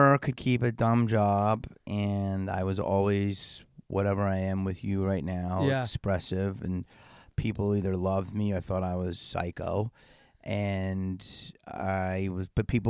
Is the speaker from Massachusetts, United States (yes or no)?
no; Upper Darby, Pennsylvania, United States; moved away; I'm from Philly, yeah.